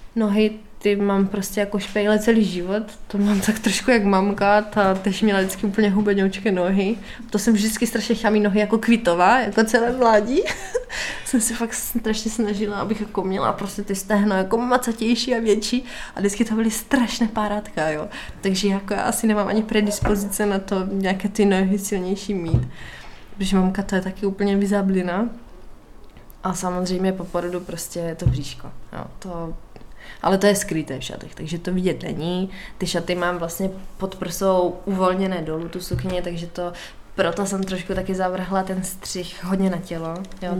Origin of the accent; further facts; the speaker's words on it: Moravia, Czechia; u nás na, u nás na Moravě